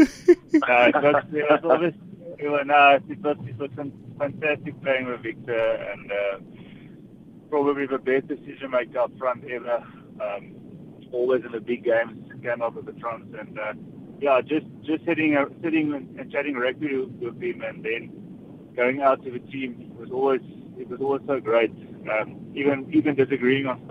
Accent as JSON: {"language": "English", "country": "South Africa", "said": "as a South African"}